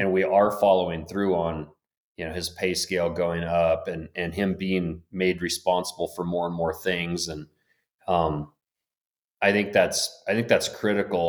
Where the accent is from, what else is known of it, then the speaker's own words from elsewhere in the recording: Blackfoot River Valley, Montana, United States; I grew up in the Black Foot River Valley, uh, fished on the Black Foot River